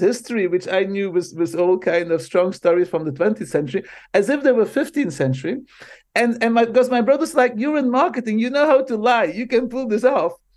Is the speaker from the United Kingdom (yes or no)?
no; Belgium; first language Dutch; English is a second language; moved away as an adult; now in United States; I I immigrated from Belgium to the states